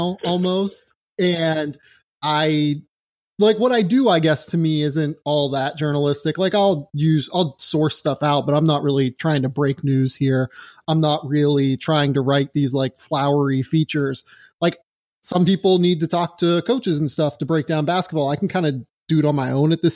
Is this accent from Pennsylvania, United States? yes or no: yes; Pittsburgh, Pennsylvania, United States; moved away; I'm from Pittsburgh originally.